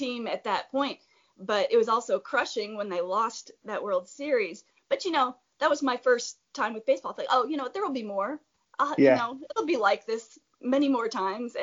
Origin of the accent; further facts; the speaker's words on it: Iowa, United States; now in Atlanta, United States; I was born in Iowa City, Iowa. Get me a little bit closer to Milwaukee. But I grew up mostly in Iowa.